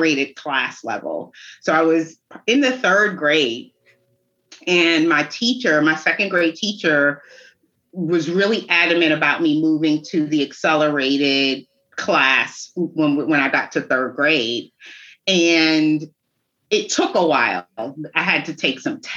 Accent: New York City, New York, United States; also born or lived in Brooklyn; now in North Carolina, United States; I grew up in New York City, Staten Island, to be exact

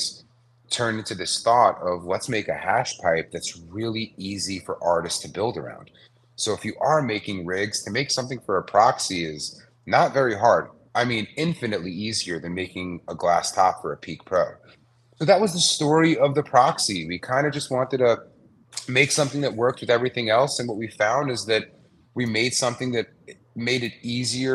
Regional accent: New York City, New York, United States; moved away as an adult; now in Los Angeles, United States; I'm a New Yorker. Growing up, I kind of grew up in the streetwear scene

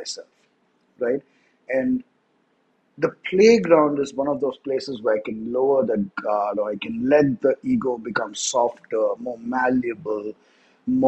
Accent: India; first language English; I grew up in India. I'm an Indian. I was born Indian. But I grew up in a city.

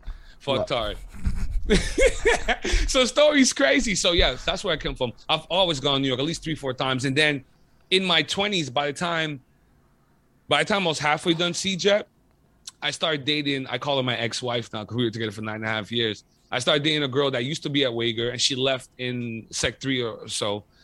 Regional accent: Côte d’Ivoire; also born or lived in Montreal; yo, where are you from? I'm like, I'm from Côte d'Ivoire.

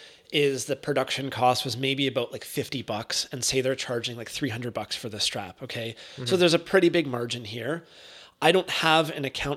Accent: Canada; being Canadian

